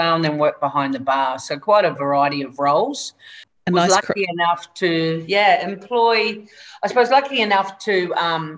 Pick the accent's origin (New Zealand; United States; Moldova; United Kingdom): New Zealand; moved away as an adult; now in Cairns, Australia; Originally New Zealand. Born and bred in Tamanui, New Zealand, North Island, and left New Zealand when I was around 21 years old